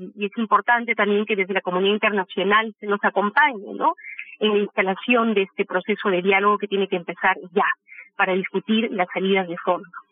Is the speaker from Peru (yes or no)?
yes; Peru